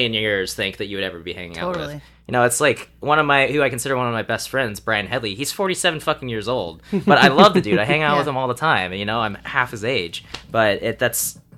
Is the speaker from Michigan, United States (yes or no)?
no; Dallas, Texas, United States; moved away as an adult; also born or lived in Kansas City; now in Seattle, United States; I was originally from Dallas